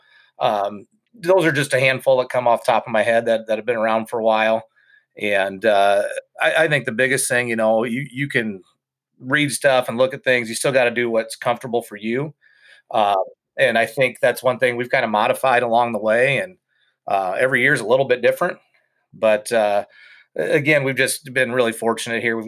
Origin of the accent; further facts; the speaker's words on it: Estherville, Iowa, United States; I grew up in Estherville, Iowa, Northwest Iowa